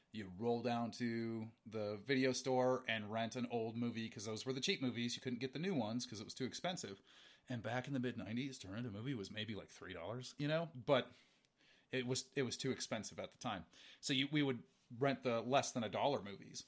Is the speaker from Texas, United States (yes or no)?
no; Montana, United States; we're from Montana. We have harsh winters.